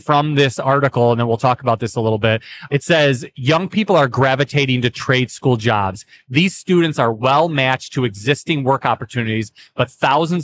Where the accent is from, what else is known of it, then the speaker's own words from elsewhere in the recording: Tennessee, United States; my home state of Tennessee